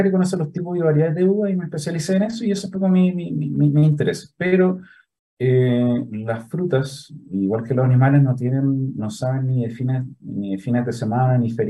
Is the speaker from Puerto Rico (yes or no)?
no; Santiago, Santiago Metropolitan Region, Chile; Yo soy de Santiago, eh, nacido criado en la hermosa comuna de Las Condes